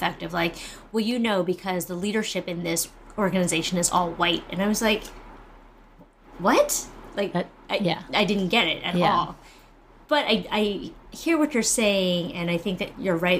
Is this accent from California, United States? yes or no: yes; San Francisco, California, United States; I grew up in San Francisco where everybody is Chinese American